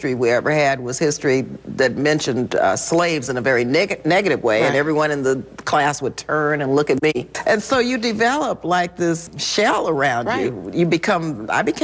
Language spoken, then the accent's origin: English; El Paso, Texas, United States; I was born in El Paso, Texas